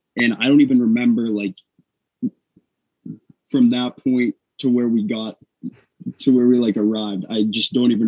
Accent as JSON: {"language": "English", "region": "New Hampshire", "country": "United States", "said": "I'm from New Hampshire. I'm from New Hampshire, too."}